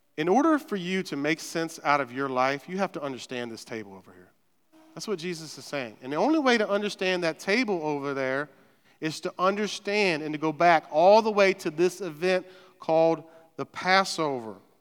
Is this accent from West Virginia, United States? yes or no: yes; West Virginia, United States; I'm from West Virginia